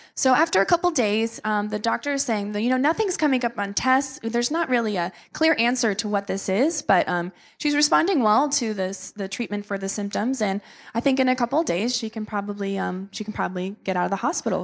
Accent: South Florida, United States; we are from South Florida

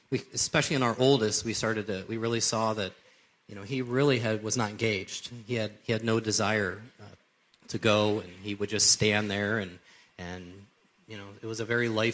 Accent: Cleveland, Ohio, United States; I grew up here in the Cleveland area

